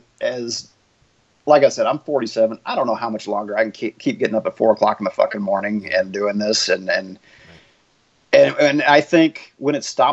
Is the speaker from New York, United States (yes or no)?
no; Conroe, Texas, United States; also born or lived in Houston / Denton / Beaumont; I was born in Houston, lived in a bunch of different towns, Denton and Beaumont, but ended up in Conroe for high school, which is about 50 miles north of Houston.